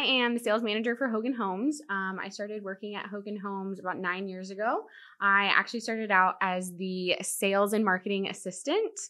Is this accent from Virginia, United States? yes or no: yes; Virginia Beach, Virginia, United States; also born or lived in Dallas, Texas; now in Corpus Christi, United States; I was born in Dallas, but I grew up in Virginia, Virginia Beach